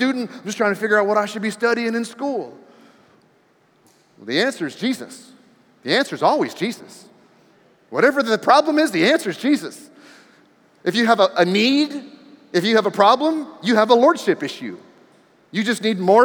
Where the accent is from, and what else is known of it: D.C., the Maryland area, United States; born or raised there; also born or lived in New Mexico; now in Texas, United States